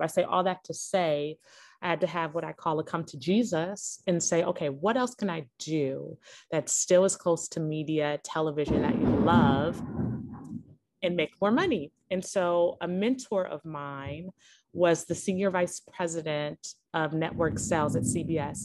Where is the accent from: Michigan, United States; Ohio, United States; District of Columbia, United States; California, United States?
California, United States; Los Angeles; moved away as an adult; also born or lived in New York; I was born and raised in Los Angeles, California